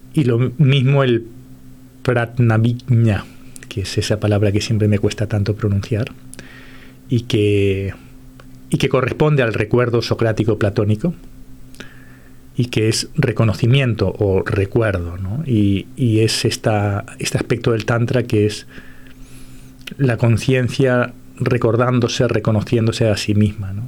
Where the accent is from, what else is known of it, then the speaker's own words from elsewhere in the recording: Uruguay; moved away; yo como soy de origen uruguayo